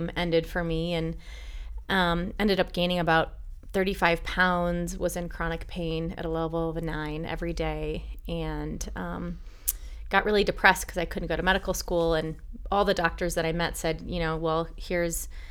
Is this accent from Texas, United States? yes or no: no; Milwaukee, Wisconsin, United States; I'm from Milwaukee